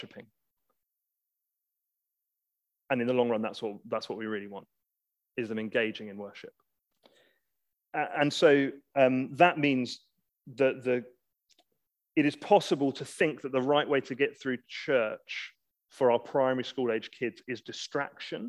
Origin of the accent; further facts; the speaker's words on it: England, United Kingdom; We're English